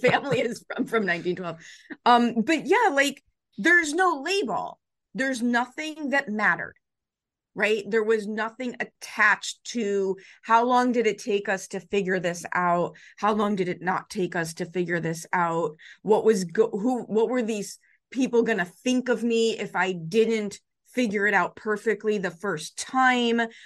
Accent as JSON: {"language": "English", "town": "Chicago", "region": "Illinois", "country": "United States", "tie": "born or raised there", "said": "I grew up in the Chicago public school system in the seventies and eighties"}